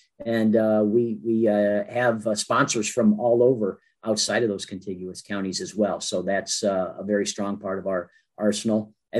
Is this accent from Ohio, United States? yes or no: yes; Fostoria, Ohio, United States; I grew up in over in Foster